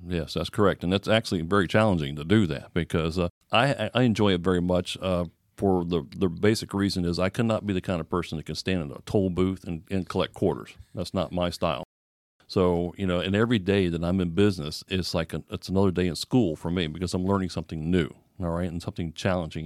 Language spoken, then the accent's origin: English; Florida, United States; I'm born and raised in Florida